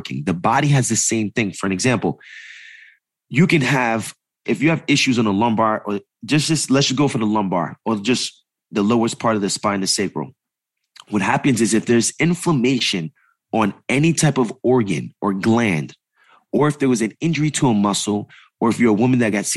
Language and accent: English; East Coast, United States; moved away; also born or lived in New York City; I come from the East Coast, right? My first business is in New York